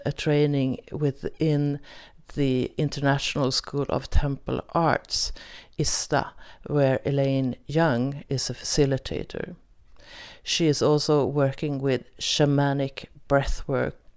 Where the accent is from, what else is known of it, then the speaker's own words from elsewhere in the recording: Sweden; English is a second language; I'm from Sweden, so most of the episodes are in Swedish